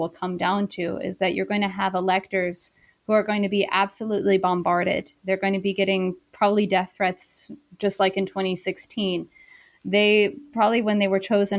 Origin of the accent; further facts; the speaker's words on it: South Carolina, United States; moved away as an adult; also born or lived in Beijing, China; I'm originally from South Carolina, and I did my undergraduate in South Carolina at Wofford College